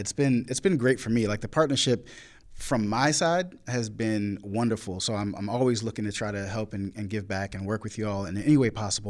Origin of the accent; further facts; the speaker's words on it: Rich Square, North Carolina, United States; I'm from Rich Square, North Carolina. My dad wasn't able to come, but he's from Rich Square, North Carolina, blah, blah, blah.